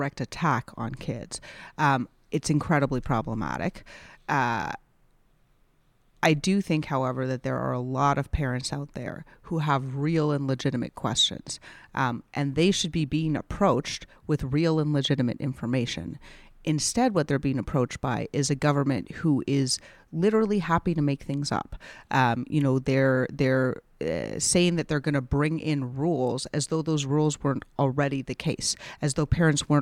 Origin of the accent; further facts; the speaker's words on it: Calgary, Alberta, Canada; I grew up in Calgary